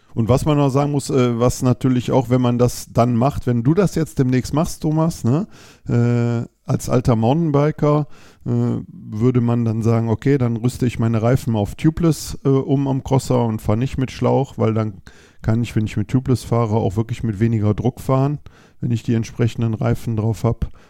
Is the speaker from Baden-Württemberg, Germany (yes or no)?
no; Düsseldorf, North Rhine-Westphalia, Germany; ich komme aus Düsseldorf